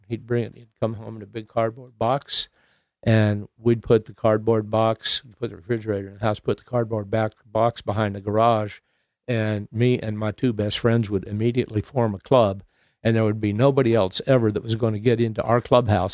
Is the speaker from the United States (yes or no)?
yes; Santa Barbara, California, United States; also born or lived in Jacksonville, Florida / Utah / Riverside, California; I grew up in Southern California